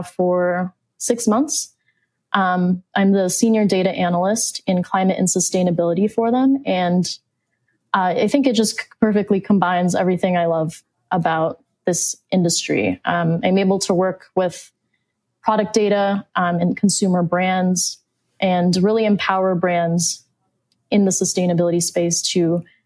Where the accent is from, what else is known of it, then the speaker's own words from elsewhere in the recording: Phoenix, Arizona, United States; I'm from Phoenix, Arizona